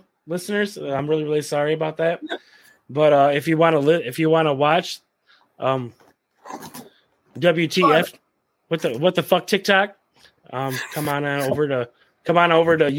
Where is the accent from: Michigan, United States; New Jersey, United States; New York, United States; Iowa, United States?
Michigan, United States; I'm from Michigan